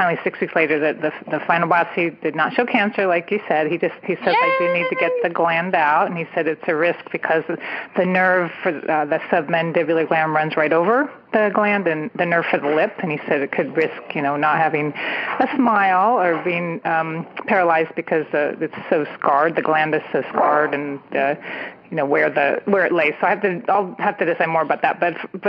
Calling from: California, United States; I'm calling from the San Francisco Bay Area

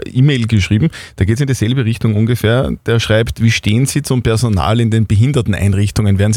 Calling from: Upper Austria, Austria; wollte Sie gerne fragen, wie das mit der Impfquote bei uns in Oberösterreich weitergeht.

